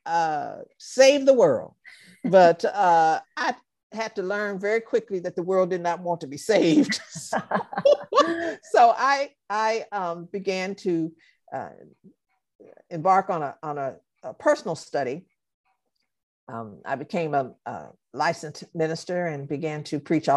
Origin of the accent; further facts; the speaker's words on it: Los Angeles, California, United States; I'm just a regular little girl from Watts, California